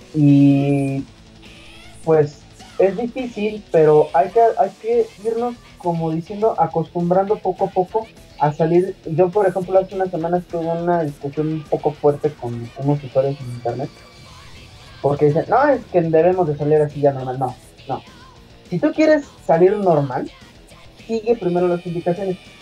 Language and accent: Spanish; Mexico; nosotros que somos mexicanos